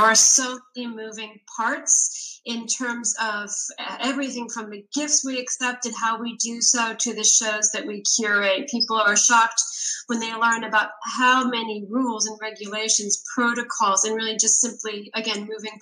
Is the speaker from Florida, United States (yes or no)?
no; Adak, Alaska, United States; I was born in Adak, Alaska, which is in the Aleutian Islands, in the middle of nowhere